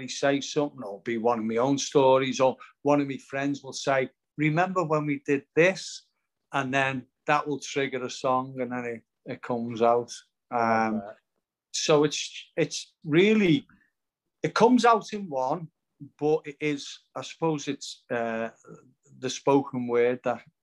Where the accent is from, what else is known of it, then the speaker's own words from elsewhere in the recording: Liverpool, North West England, United Kingdom; moved away as an adult; now in Bournemouth, United Kingdom; I'm in Bournemouth now, I've got a property in Bournemouth, but I'm obviously from Liverpool